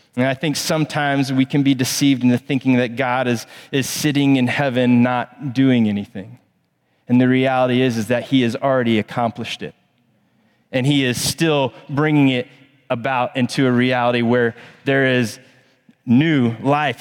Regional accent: Plano, Texas, United States; now in Charlotte, United States; I grew up in Plano, Texas.

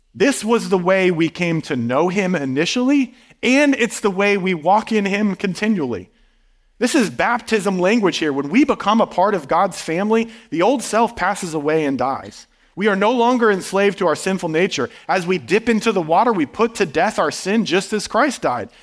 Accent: Midwest, United States; moved away; growing up in a small town in the Midwest

